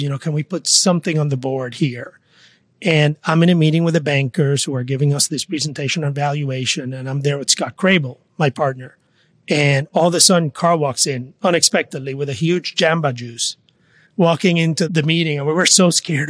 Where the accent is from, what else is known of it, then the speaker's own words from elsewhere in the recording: Mayagüez, Puerto Rico; moved away; also born or lived in New York; I am from Mayagüez, Puerto Rico. I grew up in a small town